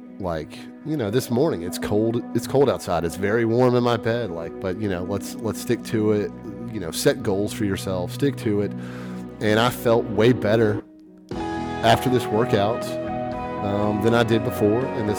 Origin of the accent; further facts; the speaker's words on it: Memphis, Tennessee, United States; also born or lived in Baton Rouge, Louisiana; now in Austin, United States; I moved from Baton Rouge, Louisiana, but I'm originally from Memphis, Tennessee.